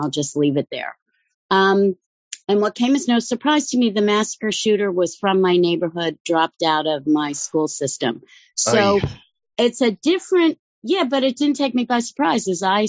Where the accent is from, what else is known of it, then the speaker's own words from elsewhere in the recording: Whitehall, Pennsylvania, United States; moved away; I said, I'm not from the Jewish part. Oh, where are you from? And then I said, Whitehall.